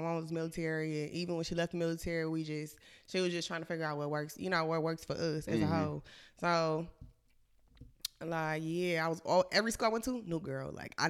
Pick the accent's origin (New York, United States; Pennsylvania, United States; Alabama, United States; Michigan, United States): Alabama, United States; Montgomery; moved away as an adult; also born or lived in Anniston; now in Atlanta, United States; Okay, well, originally I was born in Anniston, Alabama. I moved to Montgomery when I was like, 5, 6 years old. I've been there, I was there mostly, like, pretty much my whole life before I moved to Atlanta.